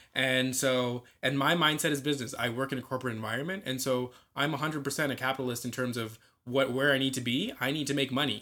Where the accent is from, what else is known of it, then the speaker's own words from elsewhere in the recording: Scarborough, Ontario, Canada; I was born and raised in Scarborough